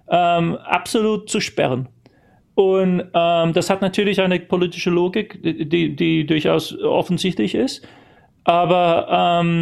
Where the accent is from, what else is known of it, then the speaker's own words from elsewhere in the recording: United Kingdom; born there; first language English; German is a second language; Ich, ich, ich, bin zwar gebürtiger Brite und ähm, Muttersprachler auf Englisch, aber ähm, meine, meine, die prägende Zeit meiner, meiner, meiner Jugend und äh